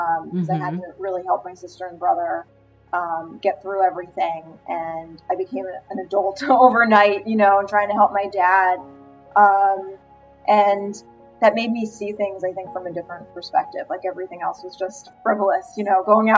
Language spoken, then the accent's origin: English; Rockland County, New York, United States; I grew up in Rockland County